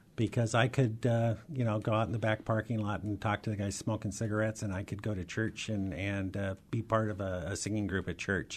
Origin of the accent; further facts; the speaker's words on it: Seattle, Washington, United States; also born or lived in Ellensburg, Washington / Highline School District, Washington; I grew up in the Rainier Valley